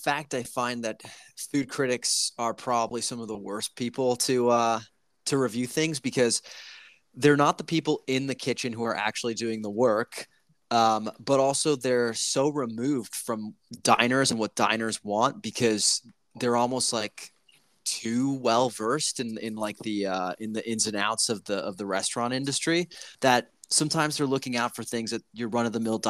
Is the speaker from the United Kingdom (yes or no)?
no; Italy; You know, I came over from Italy, and our bread is like, you know